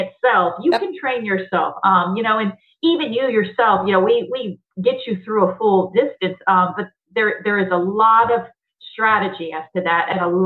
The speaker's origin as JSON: {"language": "English", "town": "The Woodlands", "region": "Texas", "country": "United States", "tie": "born or raised there", "said": "it's my hometown. It's, you know, just, it's in the woodlands north of Houston"}